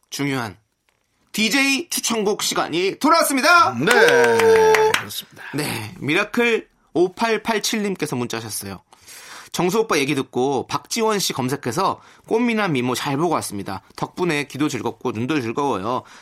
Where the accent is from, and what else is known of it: Gangwon, South Korea; born or raised there